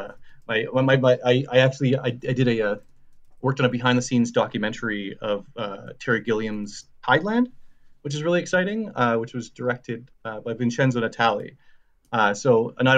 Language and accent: English; Saskatchewan, Canada; now in Halifax, Canada; I'm from Saskatchewan originally, and I moved here with my girlfriend at the time